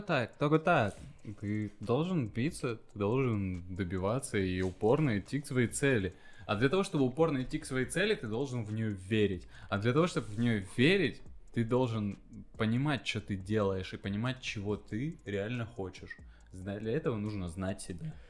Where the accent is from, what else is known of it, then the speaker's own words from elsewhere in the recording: Krasnoyarsk, Krasnoyarsk Krai, Russia; moved away as an adult; now in Saint Petersburg, Russia; в Красноярске, да, в моем родном городе